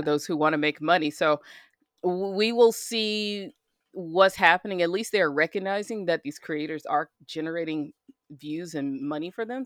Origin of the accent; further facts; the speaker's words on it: United States; as an American